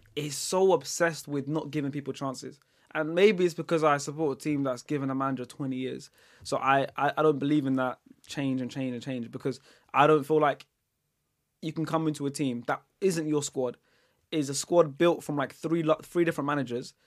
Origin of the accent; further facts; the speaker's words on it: Netherlands; moved away; I was born in the Netherlands